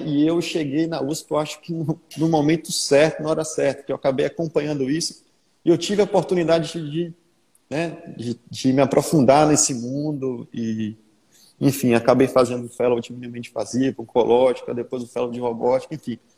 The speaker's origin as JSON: {"language": "Portuguese", "town": "Salvador", "region": "Bahia", "country": "Brazil", "tie": "born or raised there", "said": "eu sou soteropolitano, né? Então, nascido e criado aqui em Salvador."}